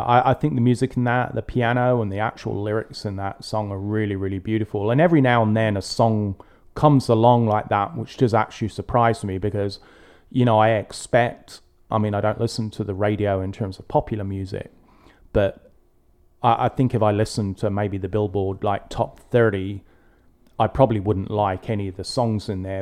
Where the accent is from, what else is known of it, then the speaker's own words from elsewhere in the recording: England, United Kingdom; growing up in England